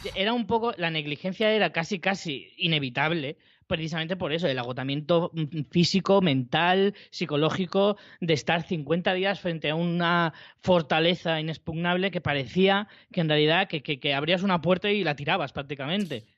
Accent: Spain; yo, como español, de, de, una edad concreta

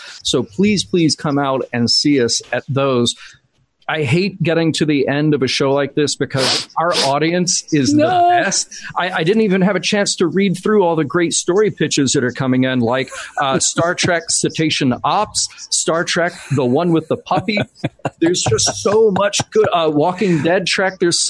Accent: Birmingham, Alabama, United States; I'm from Birmingham, Alabama.

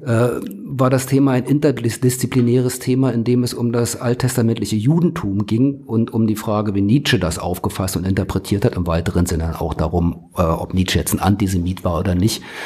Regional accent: Berlin, Germany; moved away; Also ich bin gebürtige Berliner

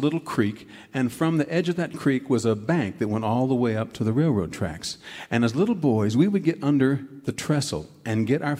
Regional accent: Garland, Texas, United States; moved away as an adult; now in North Carolina, United States; I grew up in Texas, but I've been in North Carolina since my early 20s learning the old mountain music. But when I was a little boy, my mom would send my brother and me, this is in Garland, Texas

